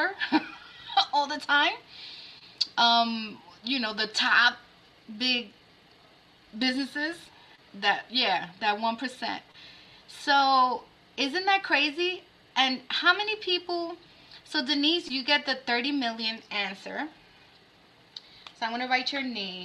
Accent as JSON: {"language": "English", "region": "New York", "country": "United States", "said": "As a New Yorker"}